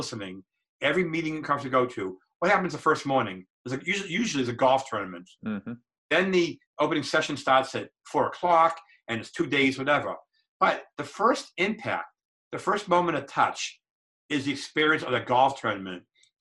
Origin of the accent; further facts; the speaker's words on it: Boston, Massachusetts, United States; I grew up in Boston. My father was a mechanic